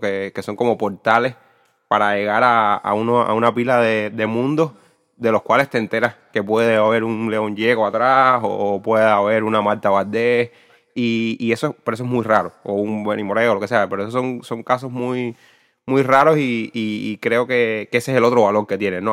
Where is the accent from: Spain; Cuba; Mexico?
Cuba; desde la experiencia como cubano